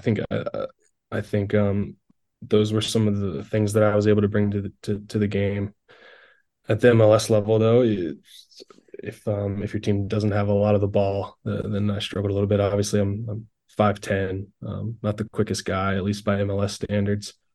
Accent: Carolina Railhawks' hometown, North Carolina, United States; it was kind of back in my hometown

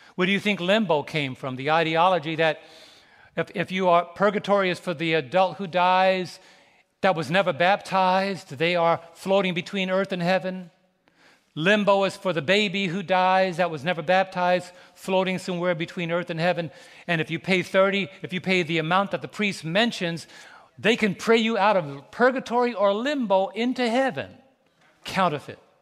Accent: New York City, New York, United States; moved away; We were both raised in, raised in New York City.

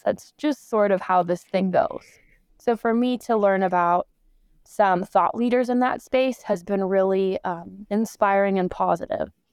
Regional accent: Los Angeles, California, United States; also born or lived in Michigan; I am born and raised in Los Angeles, California, here in the United States

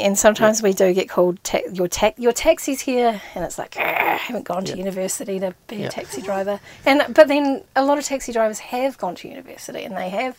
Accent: Invercargill, Southland, New Zealand; born there; now in Christchurch, New Zealand; I live in Christchurch. I was born in Invercargill, but don't hold that against me.

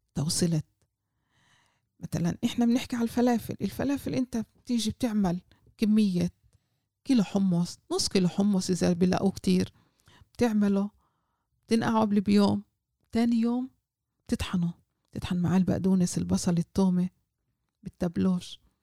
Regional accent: Jaffa, Tel Aviv District, Israel; born or raised there

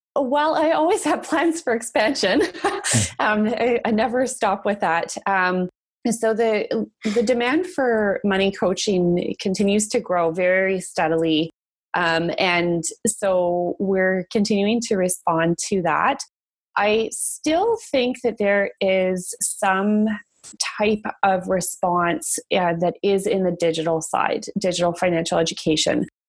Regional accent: Calgary, Alberta, Canada; moved away as an adult; now in Toronto, Canada; growing up in Calgary is, is definitely where I got my entrepreneurial spirit from, like many Albertans

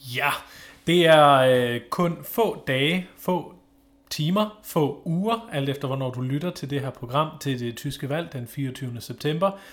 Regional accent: Northern Germany, Germany; now in Denmark; i den region i Tyskland, hvor jeg kommer fra, i det aller, aller nordligste nord

